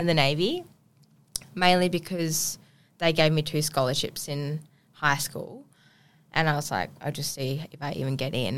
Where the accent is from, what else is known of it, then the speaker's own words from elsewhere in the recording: Ubon Ratchathani, Thailand; also born or lived in Bangkok, Thailand / Koh Samui, Thailand; now in Perth, Australia; born there, born in a country part of Thailand called Ubon